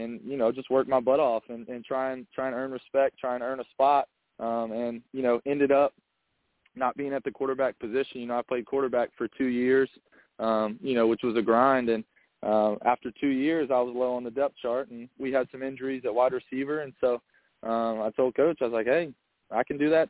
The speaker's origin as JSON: {"language": "English", "town": "Mount Pleasant", "region": "South Carolina", "country": "United States", "tie": "born or raised there", "said": "born and raised in Mount Pleasant"}